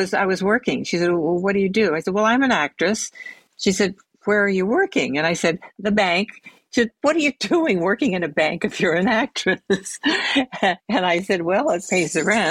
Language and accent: English; San Francisco, California, United States; moved away as an adult; also born or lived in Arizona / Los Angeles; my family migrated back to San Francisco. So I was raised in San Francisco